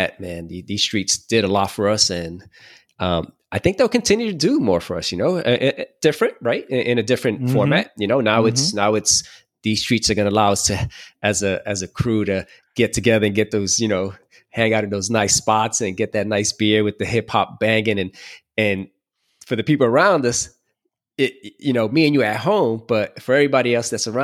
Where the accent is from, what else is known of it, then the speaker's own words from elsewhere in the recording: New York City, New York, United States; growing up in New York City or in Brooklyn